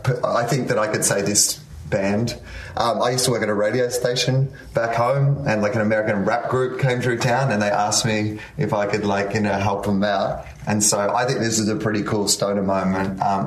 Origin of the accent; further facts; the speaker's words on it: Australia; Oh, yeah, heaps. But also Australia, they scare you about everything.